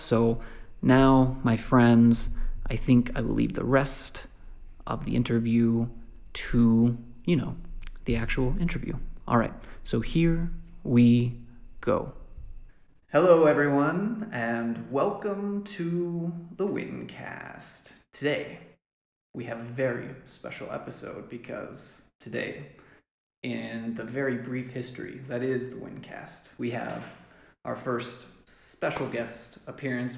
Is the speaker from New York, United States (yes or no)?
no; Lubbock, Texas, United States; moved away as an adult; now in Malawi; moved back to the States in Lubbock, where I was from